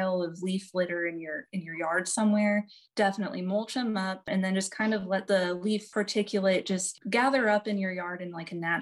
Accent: Norton, Kansas, United States; So I grew up in Northwest Kansas around Norton, like in Norton, Decatur County.

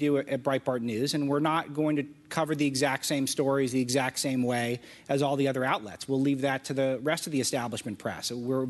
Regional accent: Los Angeles, California, United States; moved away as an adult; also born or lived in Berkeley; now in Washington, D.C., United States; I'm from Los Angeles. I went to Berkeley. I've witnessed... Wow. I live in Washington, D.C.

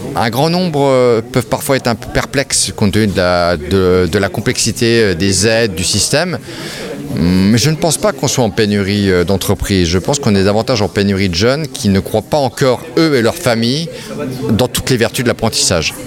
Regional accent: France; Chez nous, en France

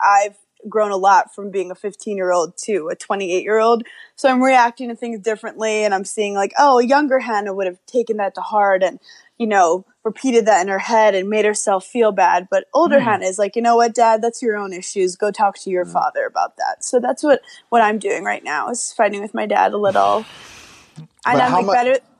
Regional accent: New York City, New York, United States; also born or lived in Shelter Island; I grew up in Brooklyn

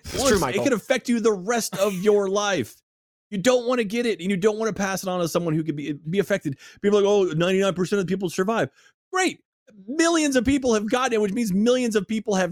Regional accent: Texas, United States; I'm a proud Texan, born and raised in Texas.

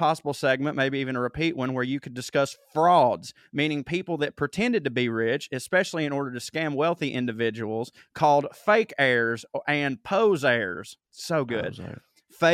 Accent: Scotland, United Kingdom; Full disclosure, I'm Scottish, not British, and I want to see my country become the independent, progressive country that we can be given a chance, hopefully 2023.

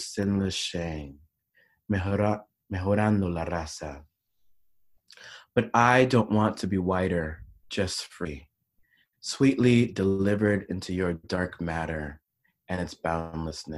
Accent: Panama; I grew up in Panama

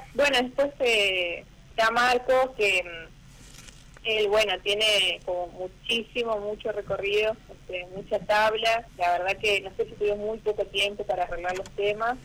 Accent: Puerto San Julián, Santa Cruz, Argentina; also born or lived in Río Gallegos; now in Perito Moreno, Argentina; en Puerto San Julián, donde me he criado, porque nací en la capital, en Río Gallegos

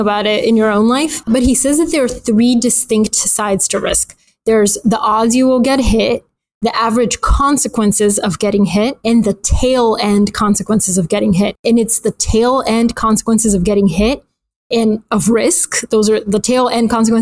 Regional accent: Atlanta, Georgia, United States; also born or lived in Bulgaria; I grew up in Atlanta

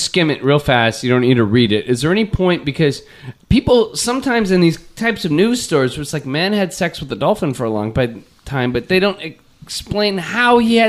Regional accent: Torrance, California, United States; growing up in Torrance.

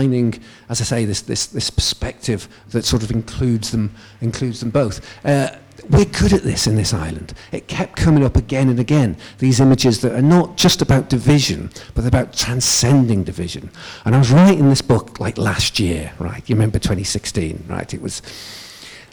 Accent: United Kingdom; I'm from England and Wales

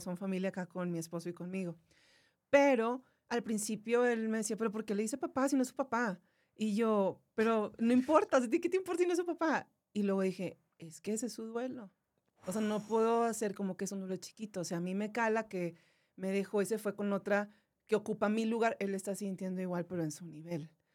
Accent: Monterrey, Nuevo León, Mexico; yo soy de Monterrey

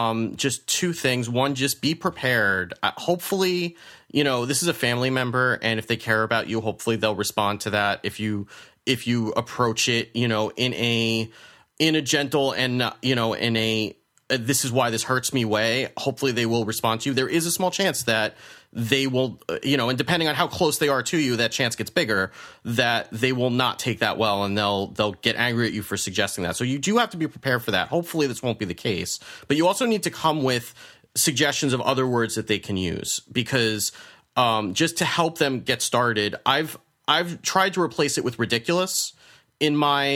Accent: New Jersey, United States; moved away; I'm from Jersey originally

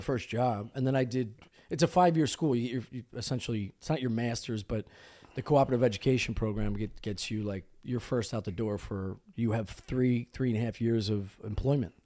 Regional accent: Delco, Pennsylvania, United States; I'm coming from Delco. Like, ok, I went to school, high school with a bunch of waterheads

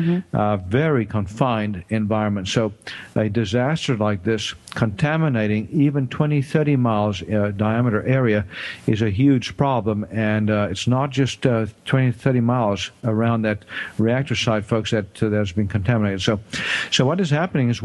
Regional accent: South Africa; moved away as an adult; now in United States; I grew up in South Africa and did my medical training there

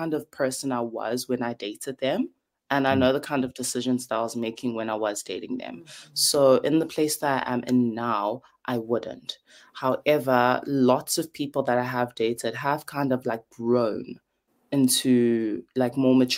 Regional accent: KwaZulu-Natal, South Africa; I'm South African

